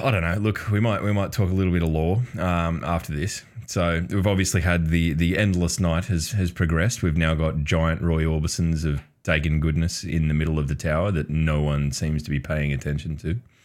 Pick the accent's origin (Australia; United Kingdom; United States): Australia; Newcastle, New South Wales; There was a pub in Newcastle, in my, where I live, my hometown.